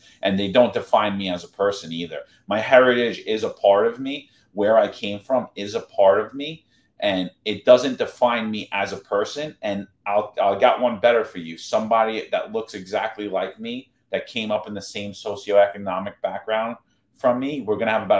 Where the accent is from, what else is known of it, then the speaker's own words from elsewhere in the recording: New York City, New York, United States; I grew up in New York City. My mother was a school crossing guard. My father was a Vietnam veteran. We grew up extremely poor.